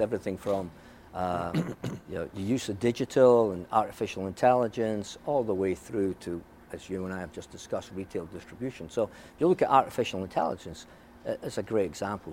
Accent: Scotland, United Kingdom; moved away; when I was their age, growing up in Scotland

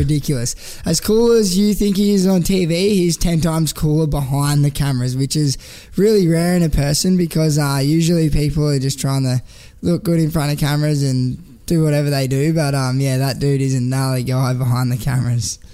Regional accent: Canberra, Australian Capital Territory, Australia; moved away as an adult; now in Gold Coast, Australia; I grew up in Canberra

